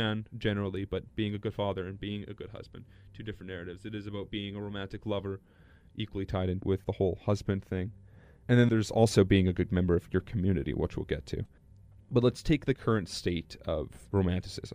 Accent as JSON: {"language": "English", "town": "Lorette", "region": "Manitoba", "country": "Canada", "tie": "born or raised there", "said": "growing up in Lorette"}